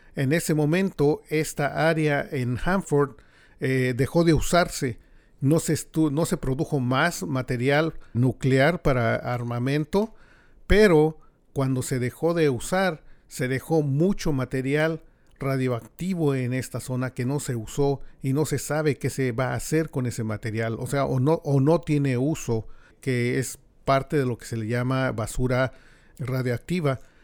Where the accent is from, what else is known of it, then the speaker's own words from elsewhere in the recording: Mexico; now in United States; los que venimos de México